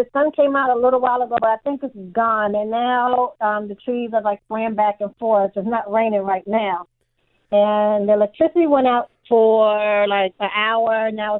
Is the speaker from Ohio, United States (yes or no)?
no; Baltimore, Maryland, United States; now in West Palm Beach, United States; No, I'm from Baltimore.